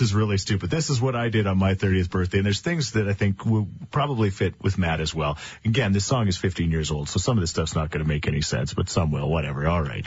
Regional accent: Thorsby, Alberta, Canada; out in Thorsby. Yes, my hometown

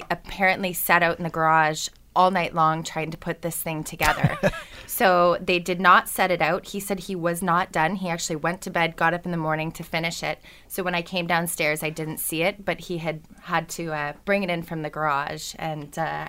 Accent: Seattle, Washington, United States; now in Hamilton, Canada; and I was a kid growing up in Seattle

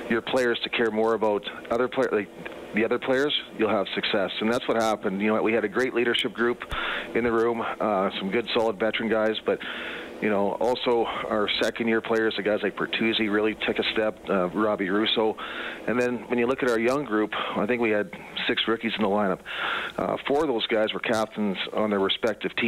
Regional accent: Prince Albert, Saskatchewan, Canada; also born or lived in Muskegon, Michigan / Edmonton; now in Grand Rapids, United States; I was born in Prince Albert, Saskatchewan. That's always going to be my home, but my second home is Grand Rapids

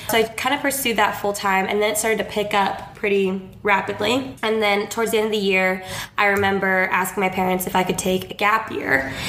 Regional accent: Orange County, California, United States; I am 24 years old. I grew up in Orange County, California, so not too far from L.A.

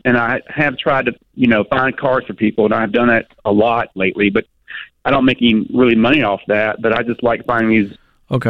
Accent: near Nashville, Tennessee, United States; that's close to my hometown

